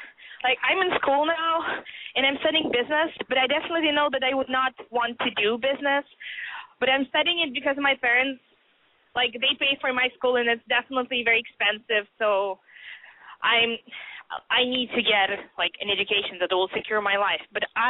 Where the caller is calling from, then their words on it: Boston, Massachusetts, United States; I'm 20. I'm calling from Boston.